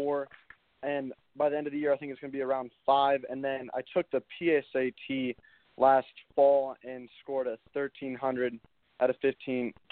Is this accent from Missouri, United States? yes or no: no; Mount Pleasant, South Carolina, United States; born and raised in Mount Pleasant, South Carolina